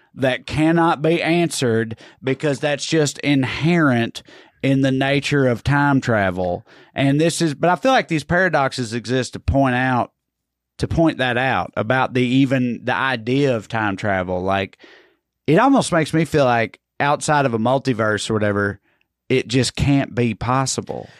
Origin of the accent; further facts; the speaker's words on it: Salina, United States; growing up in Salina